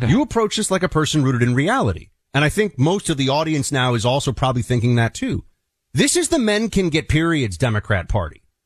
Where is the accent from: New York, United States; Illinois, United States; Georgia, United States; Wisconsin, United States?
New York, United States; New York City; a New Yorker